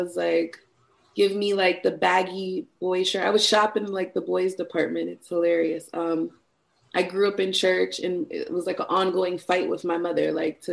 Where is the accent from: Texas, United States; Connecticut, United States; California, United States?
Connecticut, United States; moved away as an adult; also born or lived in Norfolk, Virginia; I grew up in Connecticut